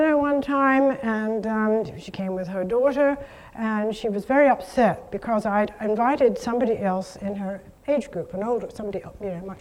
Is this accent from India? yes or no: no; United Kingdom; I'm so British